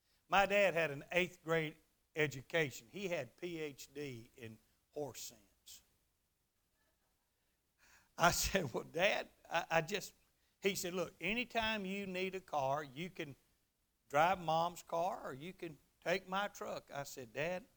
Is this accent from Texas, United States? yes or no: yes; Garland, Texas, United States; Mac McCarter's car lot there in Garland, Texas, my hometown